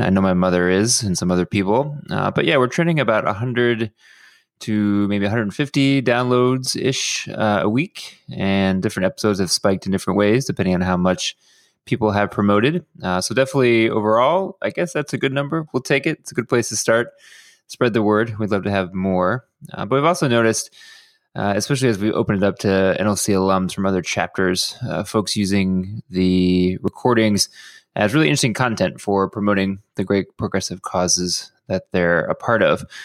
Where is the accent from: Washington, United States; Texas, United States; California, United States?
Texas, United States; Houston; now in Los Angeles, United States; my hometown of Houston